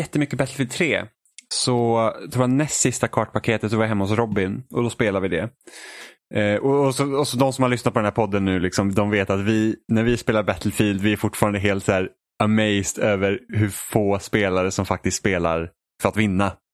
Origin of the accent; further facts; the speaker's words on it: Sweden; jag var från Sverige